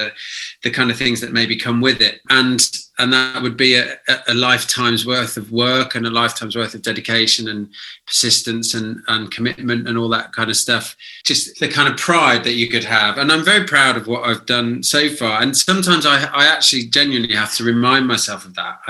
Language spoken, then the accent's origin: English; United Kingdom; certainly us as British people